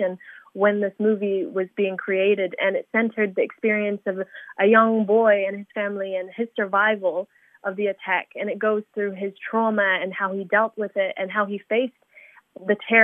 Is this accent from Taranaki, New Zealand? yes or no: no; Christchurch, Canterbury, New Zealand; So I am from Christchurch. I was raised here from a very young age. I moved here when I was 3 years old